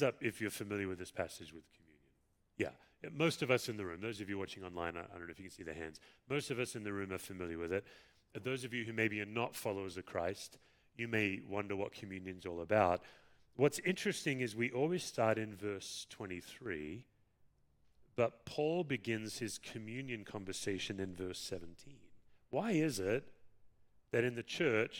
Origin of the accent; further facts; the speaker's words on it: Perth, Western Australia, Australia; moved away; Perth, my hometown